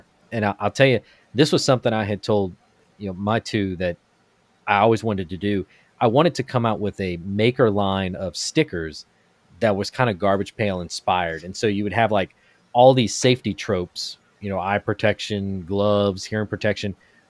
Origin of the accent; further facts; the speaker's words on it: Florida, United States; And in 1992, Hurricane Andrew came through my hometown, and I had a bunk bed.